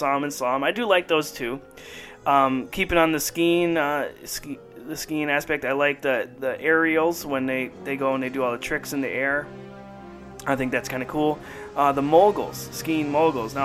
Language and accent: English; Duluth, Minnesota, United States; my hometown, Duluth, Minnesota